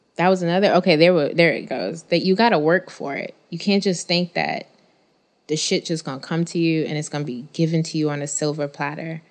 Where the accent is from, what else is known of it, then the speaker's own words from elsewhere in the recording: New York City, New York, United States; I'm still from Bed-Stuy